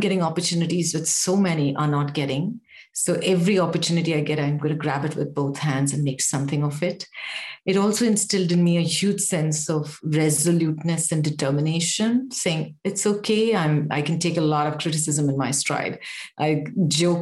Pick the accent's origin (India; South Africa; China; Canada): India; Kolhapur, Maharashtra; moved away; I grew up in a small place called Kolhapur, which is my hometown and continues to be my hometown.